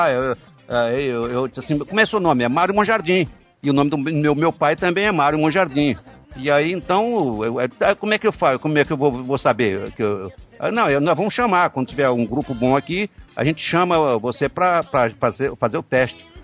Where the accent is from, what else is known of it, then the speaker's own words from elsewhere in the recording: Vitória, Espírito Santo, Brazil; Eu, tá, eu, sou do Espírito Santo, né? Nasci em Vitória, Espírito Santo.